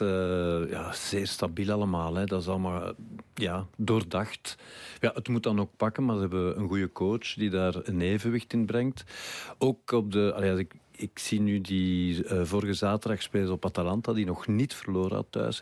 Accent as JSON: {"language": "Dutch", "town": "Brussels", "region": "Brussels-Capital Region", "country": "Belgium", "tie": "born or raised there", "said": "ik kwam van Brussel"}